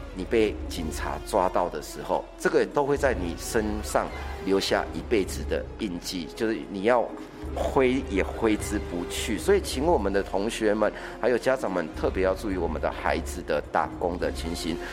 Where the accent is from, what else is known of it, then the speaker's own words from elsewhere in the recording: Taiwan; 我们台湾人真的很省吃俭用